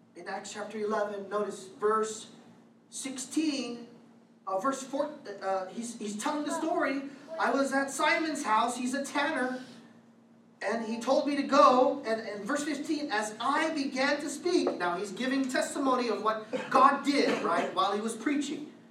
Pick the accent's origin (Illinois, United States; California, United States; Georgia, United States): California, United States; Vallejo; I grew up in Vallejo, California.